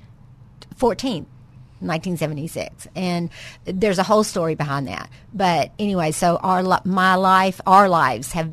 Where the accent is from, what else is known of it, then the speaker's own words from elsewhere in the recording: Pine Bluff, Arkansas, United States; I grew up in Pine Bluff, and I graduated in 1980, and Pine Bluff was the best place to grow up.